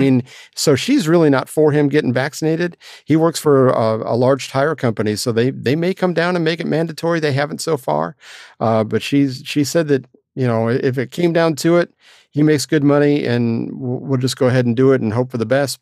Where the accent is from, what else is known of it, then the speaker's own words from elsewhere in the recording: Florida, United States; moved away; my hometown